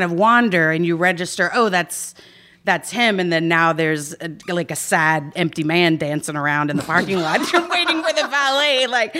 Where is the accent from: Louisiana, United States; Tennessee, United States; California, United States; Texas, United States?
Texas, United States; Dallas; moved away as an adult; also born or lived in Austin, Texas; now in Los Angeles, United States; I'm from Austin. Well, I grew up in Dallas, but I went to school in Austin.